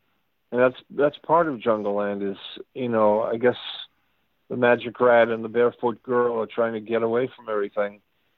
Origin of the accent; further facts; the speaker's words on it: Weymouth, Massachusetts, United States; I come from a small town about the size of …'s town, Freehold, a town called Weymouth, Massachusetts.